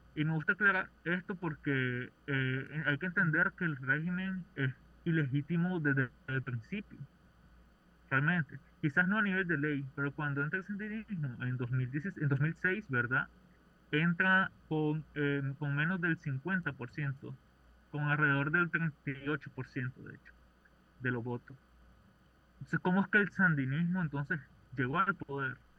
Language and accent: Spanish; Nicaragua; soy nicaragüense